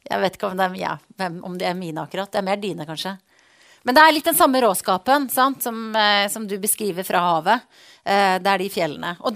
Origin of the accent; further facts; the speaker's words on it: Voss, Vestland, Norway; Altså, jeg har vokst opp på Voss, det høres ikke sånn ut.